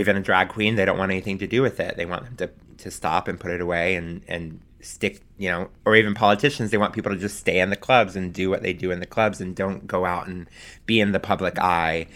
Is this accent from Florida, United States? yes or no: yes; Pensacola, Florida, United States; moved away as an adult; also born or lived in Alabama; now in New York, United States; my parents who had moved from my hometown of Pensacola